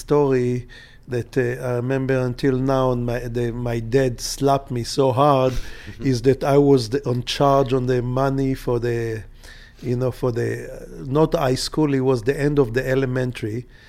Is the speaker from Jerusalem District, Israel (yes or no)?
yes; Jerusalem, Jerusalem District, Israel; born there; Yes, sir. I was born in Jerusalem. It's like 10 minutes away from Bethlehem